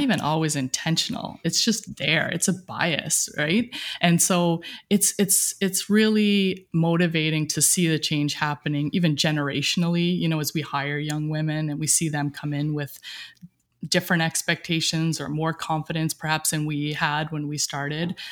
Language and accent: English; Cape Breton, Nova Scotia, Canada; moved away as an adult; Grew up in a small, uh, rural town. I can't even call it a town, maybe a village in, uh, Cape Breton, Nova Scotia, right on the ocean